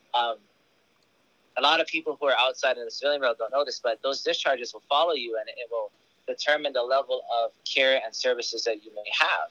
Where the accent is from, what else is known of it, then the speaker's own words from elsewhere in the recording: Kona, Hawaii, United States; moved away as an adult; also born or lived in Honolulu, Hawaii; now in Oahu, United States; I was born in Kapiolani, but I grew up on the Big Island, so I live in Kona